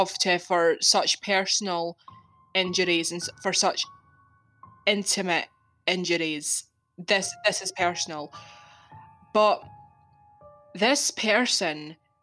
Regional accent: Scotland, United Kingdom; I'm Scottish. I live in Scotland

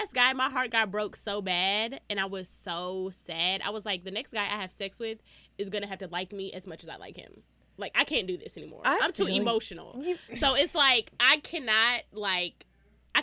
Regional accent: Dallas, Texas, United States; Born and raised in Pleasant Grove. I graduated from Skyline

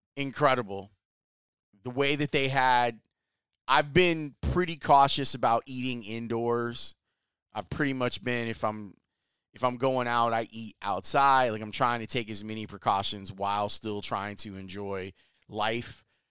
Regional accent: Chicago, Illinois, United States; I'm from Chicago

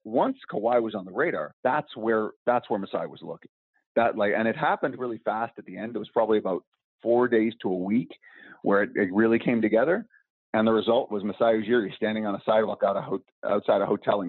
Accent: Vancouver, British Columbia, Canada; I'm from Vancouver

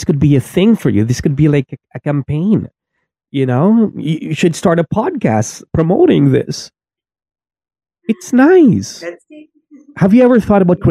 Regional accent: Philippines; also born or lived in Makati / China; now in Mindanao, Philippines; I'm a Filipino

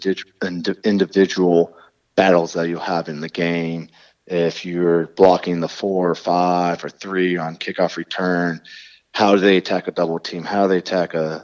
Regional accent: State College, Pennsylvania, United States; moved away as an adult; now in New York, United States; I'm from State College, Pennsylvania

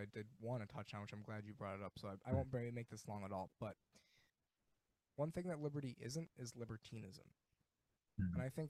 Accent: Rochester, New York, United States; I live in Rochester, New York. Mm-hmm. And I'm born and raised there. It's kind of most of what I know. It's a Midwest city that doesn't want to be a Midwest city because we're basically part of the Rust Belt.

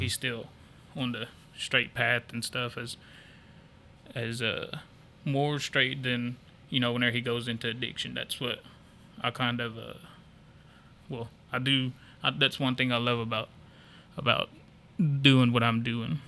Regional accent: Stilwell, Oklahoma, United States; I'm born and raised in Stillwell

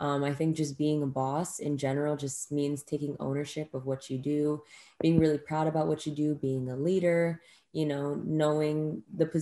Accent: Northern Virginia, United States; also born or lived in Richmond, Virginia; I grew up in Northern Virginia, so it's, like, you know, 45 minutes, around an hour from Washington, D.C.

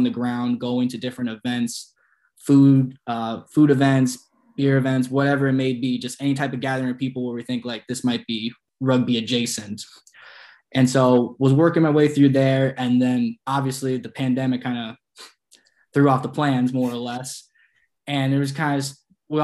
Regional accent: Sudbury, Massachusetts, United States; I am from Sudbury, Massachusetts, which is about 30, 35 minutes right outside Boston

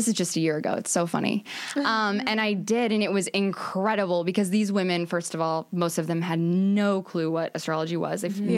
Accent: Omaha, Nebraska, United States; moved away as an adult; now in California, United States; So I used to be a pharmacist, and then I moved to California from Omaha, Nebraska in July of 2017.

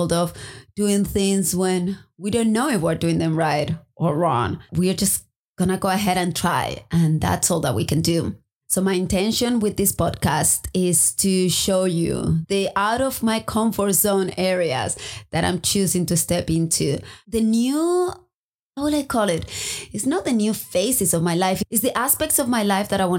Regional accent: Spain; also born or lived in Maui, Hawaii / United States; now in Hawaii, United States; I'm originally from Spain

